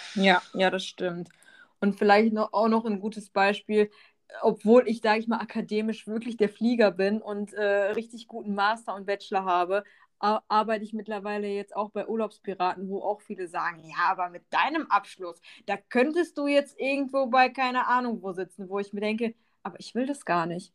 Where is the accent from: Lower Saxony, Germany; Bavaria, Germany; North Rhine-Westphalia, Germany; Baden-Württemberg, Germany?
North Rhine-Westphalia, Germany; Bochum; now in Allgäu, Germany; ich bin ursprünglich aus dem Ruhrpott, aus Bochum wohne jetzt im schönen Allgäu